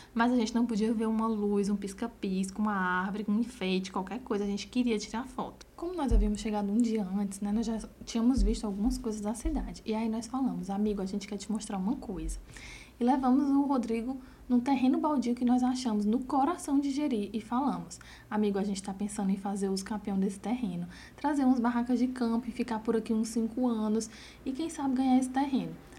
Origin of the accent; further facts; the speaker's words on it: Crateús, Ceará, Brazil; also born or lived in Independência; eu também era do interior, né? Que somos de Crateus, Independência